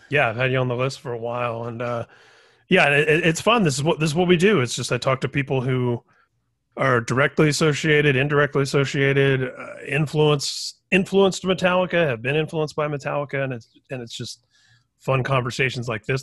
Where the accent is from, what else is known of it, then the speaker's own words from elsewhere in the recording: Indiana, United States; I grew up in Indiana